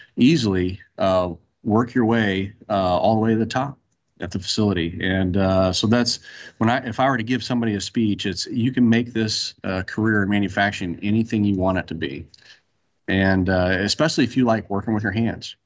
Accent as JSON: {"language": "English", "region": "Central Illinois", "country": "United States", "moved": "as an adult", "lives_now": "Texas, United States", "said": "I'm originally from Central Illinois, worked in Central Illinois for Caterpillar, came down to Texas"}